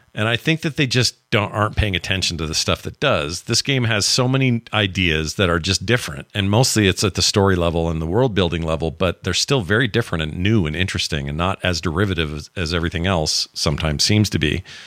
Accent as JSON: {"language": "English", "region": "Utah", "country": "United States", "tie": "born or raised there", "said": "my home state"}